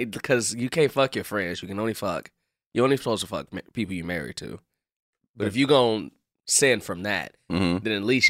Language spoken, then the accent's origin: English; Chicago, Illinois, United States; I'm from Chicago.